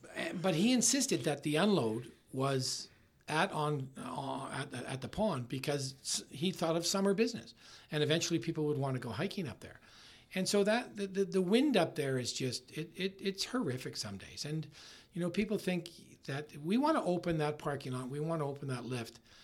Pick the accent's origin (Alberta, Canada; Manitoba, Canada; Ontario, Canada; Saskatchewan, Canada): Manitoba, Canada; Winnipeg; moved away as an adult; also born or lived in Brandon, Manitoba; now in Okanagan Valley, Canada; I'm from Winnipeg